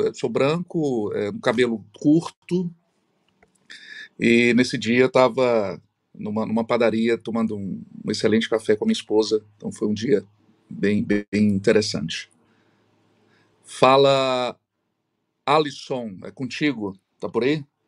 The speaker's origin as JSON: {"language": "Portuguese", "town": "Fortaleza", "region": "Ceará", "country": "Brazil", "said": "eu sou de Fortaleza, estou é, residindo em Fortaleza, sou cearense"}